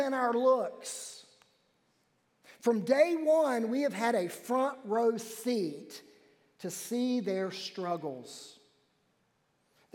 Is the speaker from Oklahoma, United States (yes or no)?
no; Wilmington, North Carolina, United States; I was born in New Hanover Hospital in Wilmington, North Carolina